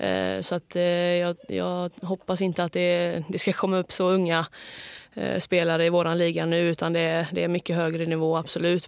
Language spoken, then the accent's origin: Swedish; Hälsö, Västra Götaland, Sweden; hemma på Hälsö